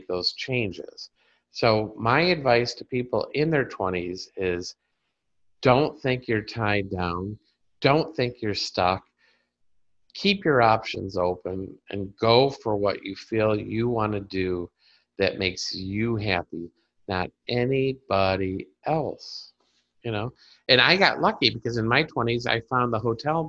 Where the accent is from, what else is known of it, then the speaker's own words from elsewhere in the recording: Carpentersville, Illinois, United States; moved away; also born or lived in Dundee, Illinois; my hometown of Carpentersville and Dundee, Illinois